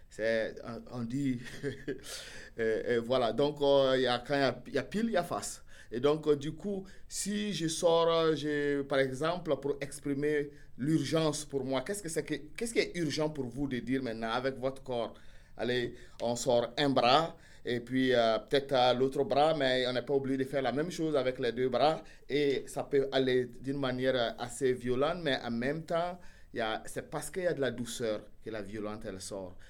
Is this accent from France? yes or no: no; Burkina Faso; moi, du Burkina Faso